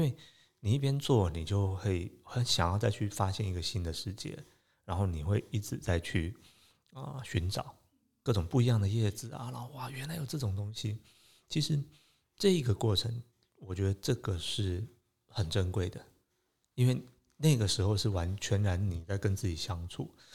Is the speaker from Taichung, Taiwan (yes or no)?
no; Taipei, Taiwan; 其实我在台北长大，那，呃，我，我其实从小对自然的